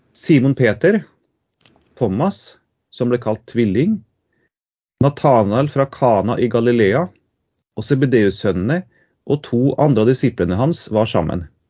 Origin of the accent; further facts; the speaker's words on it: Trondheim, Trøndelag, Norway; also born or lived in Tromsø; now in Trøndelag, Norway; jeg er fra Trondheim